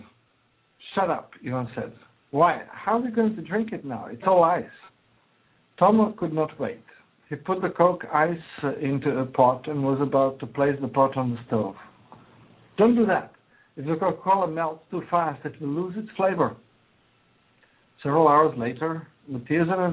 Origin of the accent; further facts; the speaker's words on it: Croatia; English is a second language; now in United States; I emigrated from Yugoslavia, actually Croatia, but then it was one country, Yugoslavia